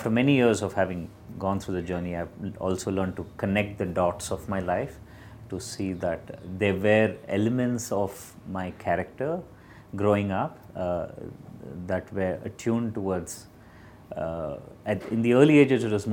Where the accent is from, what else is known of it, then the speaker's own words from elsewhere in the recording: Bangalore, Karnataka, India; Born and brought up in Bangalore